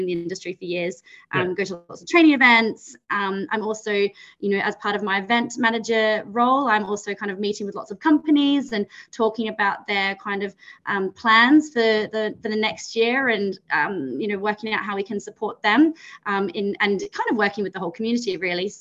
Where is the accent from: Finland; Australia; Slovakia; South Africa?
Australia; moved away as an adult; also born or lived in New Zealand (ancestry); now in London, United Kingdom; I'm from Australia originally